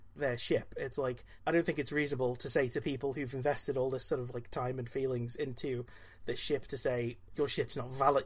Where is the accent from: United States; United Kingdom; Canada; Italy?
United Kingdom; Wales; I'm Welsh